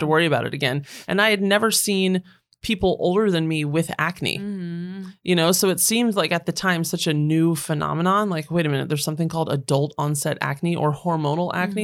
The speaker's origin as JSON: {"language": "English", "region": "Northern Virginia", "country": "United States", "tie": "born or raised there", "also_born_or_lived": "Washington, D.C. / London / Los Angeles", "moved": "as an adult", "said": "I was born in Washington D.C. I grew up mm-hmm. in Northern Virginia"}